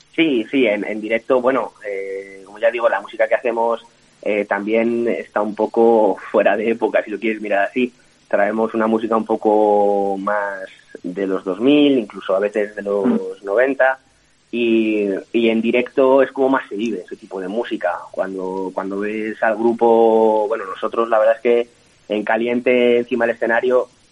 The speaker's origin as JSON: {"language": "Spanish", "town": "Madrid", "region": "Community of Madrid", "country": "Spain", "said": "nosotros que somos de, somos madrileños también"}